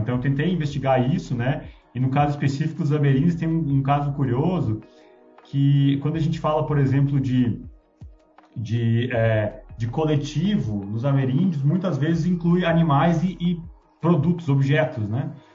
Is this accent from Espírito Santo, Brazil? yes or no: no; Rio Grande do Sul, Brazil; moved away; Rio Grande do Sul, de onde eu vim